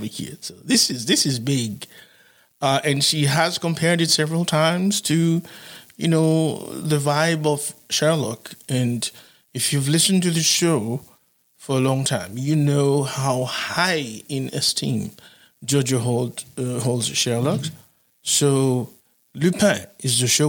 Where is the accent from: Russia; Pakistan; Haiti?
Haiti; I'm from Haiti